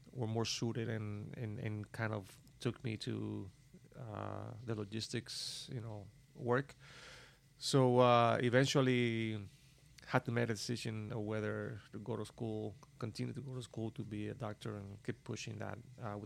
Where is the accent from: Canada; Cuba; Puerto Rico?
Cuba; moved away as an adult; also born or lived in Havana, Cuba; now in United States; I came from Cuba